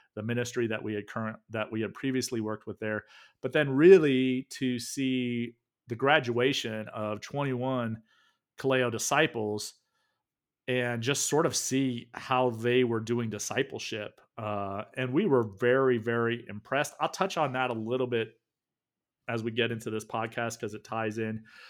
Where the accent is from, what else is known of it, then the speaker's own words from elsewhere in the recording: the South, United States; moved away; also born or lived in the North; I grew up in the South, grits was like the thing